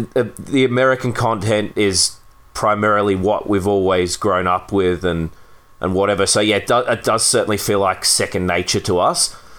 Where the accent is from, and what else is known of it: Australia